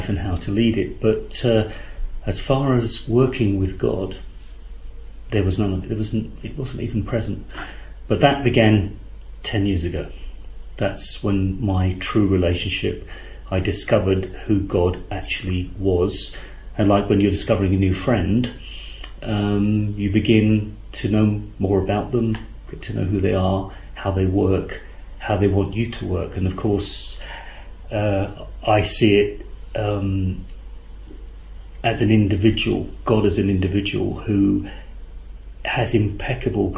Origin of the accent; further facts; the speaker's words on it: London, United Kingdom; moved away; I'm originally from London. I was born 59 years ago